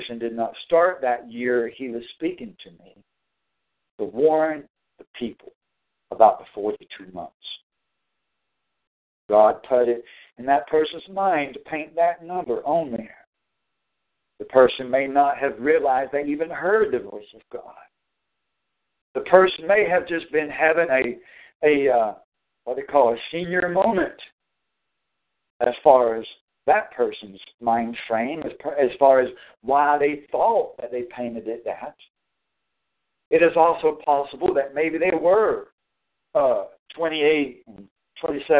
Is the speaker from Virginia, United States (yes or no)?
no; North Carolina, United States; moved away; also born or lived in Tennessee / Pennsylvania; He had me to be born in Tennessee, that my parents divorced when I was like 5 years old, and then my first stepfather died or committed suicide And then my next stepfather moved us away to North Carolina